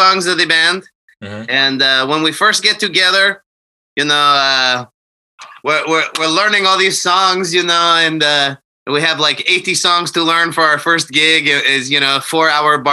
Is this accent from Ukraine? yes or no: yes; Ukraine; moved away; I am Ukrainian